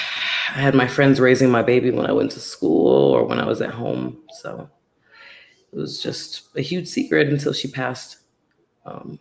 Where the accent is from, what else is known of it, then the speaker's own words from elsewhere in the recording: North Carolina, United States; I was born in North Carolina. That's where my mom had me